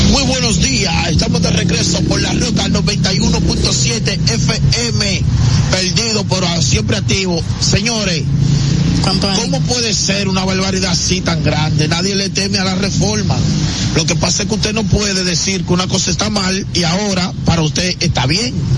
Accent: Dominican Republic; nosotros somos dominicanos y sabemos cómo es

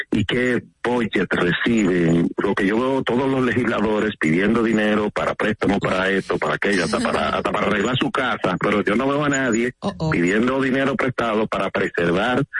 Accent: Dominican Republic; now in New York, United States; como dominicano

